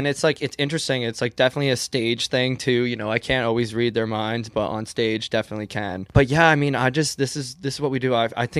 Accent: Lyman, Maine, United States; also born or lived in Des Moines, Iowa; now in Portland, United States; I am from Maine. So but I grew up 30 minutes south of here in a small town called Lyman.

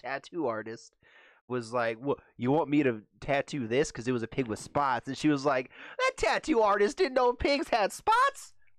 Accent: Elliott, United States; there was no grocery store in the town. I'm from Elliott.

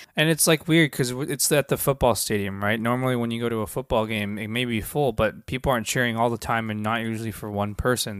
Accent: Seattle, Washington, United States; I grew up in Seattle

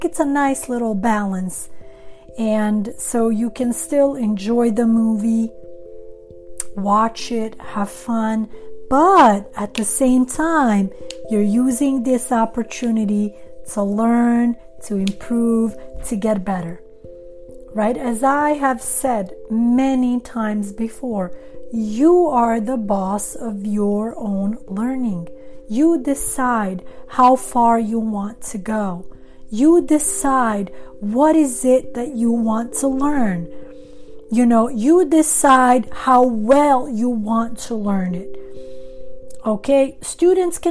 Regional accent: Sweden; English is a second language; moved away as an adult; also born or lived in Montenegro; now in Los Angeles, United States; I come from Montenegro originally, right? And so I was born in Montenegro. I am Albanian by nationality. I grew up in Sweden, but I have lived in Los Angeles for many, many years.

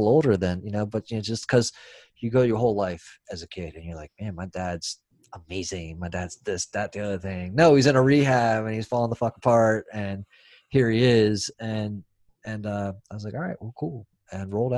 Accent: San Francisco, California, United States; I was born in San Francisco

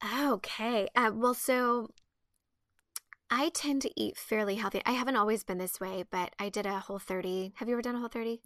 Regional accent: Midwest, United States; I was raised in the Midwest

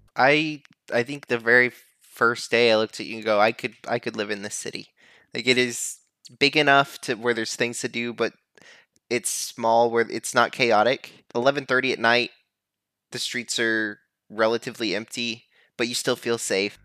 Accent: United States; I, as an American

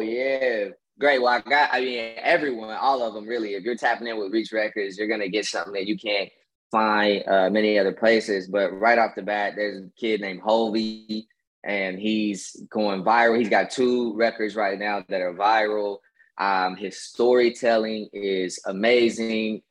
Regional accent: Kansas, United States; now in Atlanta, United States; I'm originally from the Midwest

